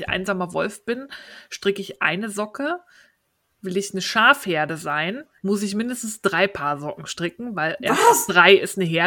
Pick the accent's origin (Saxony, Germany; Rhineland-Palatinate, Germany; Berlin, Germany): Berlin, Germany; als Berliner hat man es da leicht, ja.